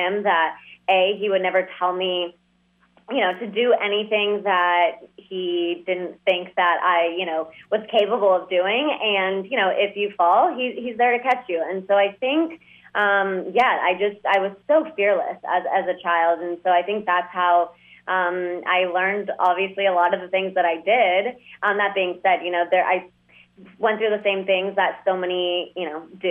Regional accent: Dallas, Texas, United States; also born or lived in Moscow, Russia / New York; I was born in Moscow and then we moved here. And then, you know, I grew up in Dallas

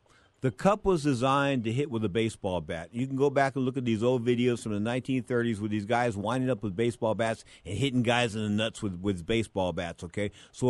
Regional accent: San Francisco, California, United States; I'm from San Francisco.

